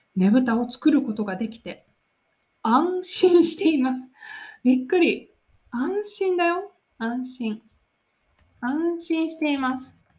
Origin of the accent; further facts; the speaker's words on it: Nara, Japan; 私の出身の奈良